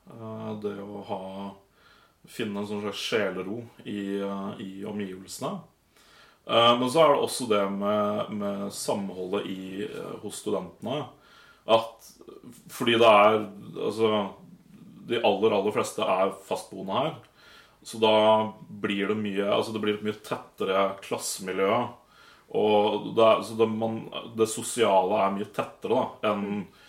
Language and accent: Norwegian; Nittedal, Akershus, Norway; moved away as an adult; now in Volda, Norway; Nittedal eh, ligger rett utafor Oslo. Ja. Så um, ja. Var jeg der til jeg var 21, og så flytta jeg til Volda